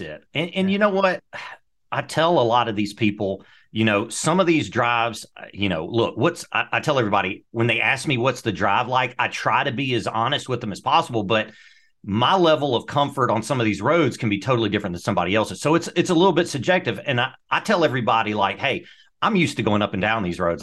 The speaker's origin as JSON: {"language": "English", "region": "Mississippi Delta", "country": "United States", "tie": "born or raised there", "moved": "yes", "said": "when I grew up in the Mississippi Delta, we had 45 acres was my backyard"}